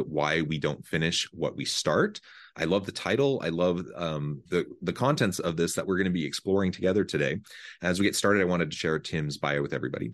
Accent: Hamilton, Missouri, United States; now in Utah, United States

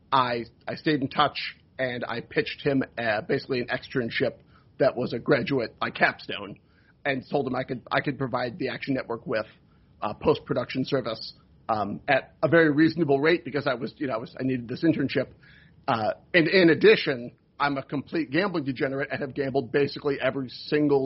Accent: Rochester, New York, United States; moved away; also born or lived in Milwaukee / Syracuse, New York; I'm from Rochester, New York

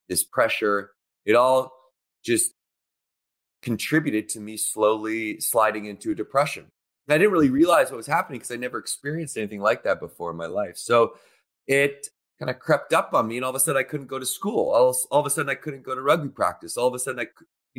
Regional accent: Victoria, British Columbia, Canada; when I was going to school in Victoria, BC, where I grew up in Canada

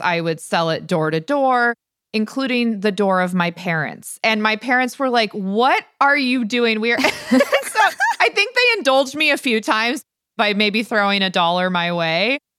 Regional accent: Stanwood, Washington, United States; growing up in Stanwood was magical. I love the fact that I grew up without cable or internet

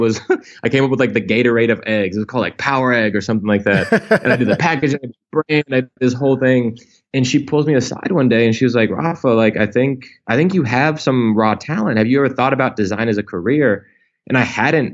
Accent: Indianapolis, Indiana, United States; I grew up in Indiana, in Indianapolis.

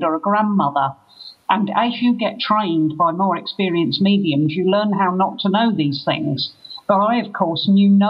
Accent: London, United Kingdom; now in Glastonbury, United Kingdom; I'm originally a Londoner, but I live in Glastonbury

